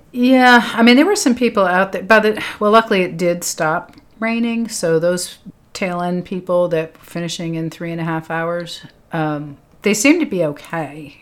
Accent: Lexington, Massachusetts, United States; moved away; I'm from Lexington, Massachusetts.

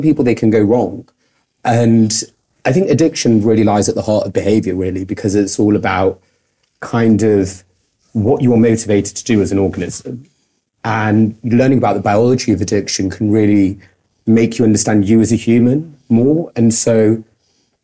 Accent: Manchester, North West England, United Kingdom; moved away as an adult; also born or lived in Altrincham; now in London, United Kingdom; I'm from Manchester, so the north of England.

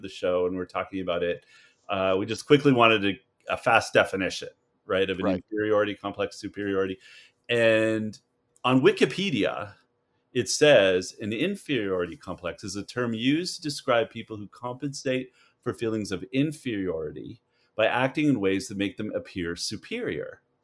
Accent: Canada; moved away; as a Canadian here

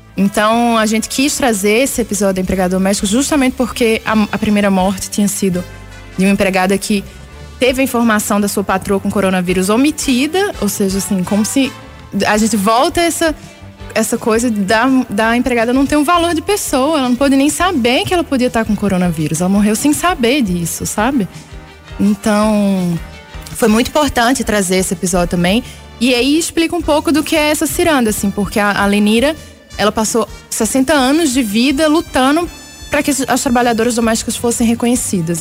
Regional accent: Recife, Pernambuco, Brazil; now in Belo Horizonte, Brazil; Eu sou de Recife, moro aqui em Belo Horizonte há muitos anos, mas sou de lá, então cresci ouvindo ciranda

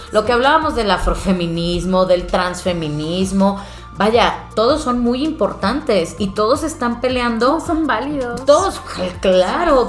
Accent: Monterrey, Nuevo León, Mexico; vengo de Monterrey, vengo de, de la gran ciudad

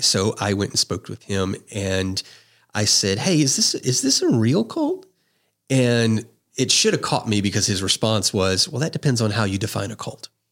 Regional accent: just outside of New Orleans, South Louisiana, United States; I grew up in South Louisiana, um, just outside of New Orleans

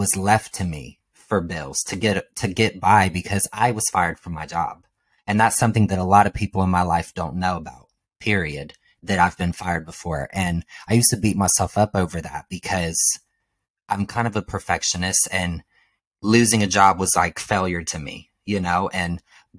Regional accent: Ohio, United States; now in Los Angeles, United States; I'm from Ohio

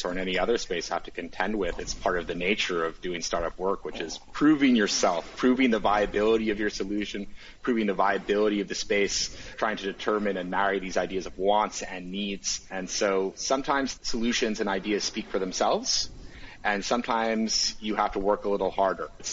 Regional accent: Canada; as a Canadian

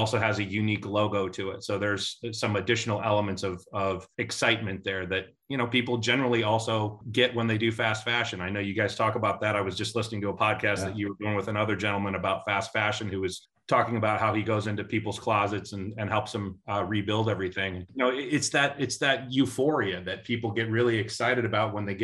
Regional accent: Midwest, United States; moved away as an adult; now in Atlanta, United States; I'm originally from the Midwest, but I've been a transplant into Atlanta now for 22 years.

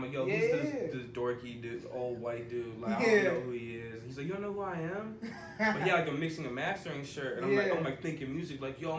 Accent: California, United States; We gotta, like, we're from Cali, but we gotta go to Ohio to fuck with these dudes.

